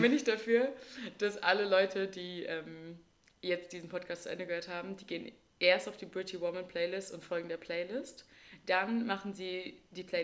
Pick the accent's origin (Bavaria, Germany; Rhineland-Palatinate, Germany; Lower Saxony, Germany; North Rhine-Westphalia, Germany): Lower Saxony, Germany; Wildeshausen; first language German; meine Heimatstadt ist Wildeshausen